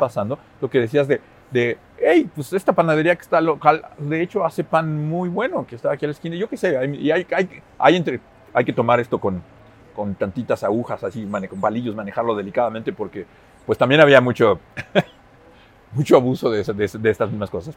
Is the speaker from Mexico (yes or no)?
yes; Mexico; moved away as an adult; also born or lived in Finland; cuando me fui de México